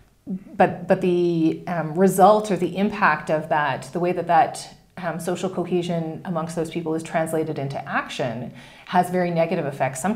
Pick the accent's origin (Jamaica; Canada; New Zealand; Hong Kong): Canada; being a Canadian